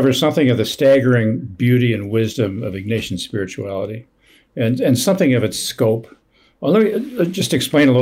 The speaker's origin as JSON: {"language": "English", "region": "northern New Jersey", "country": "United States", "tie": "born or raised there", "also_born_or_lived": "Midwest", "said": "I grew up in the Midwest, but mostly in New Jersey. Grew up in northern New Jersey."}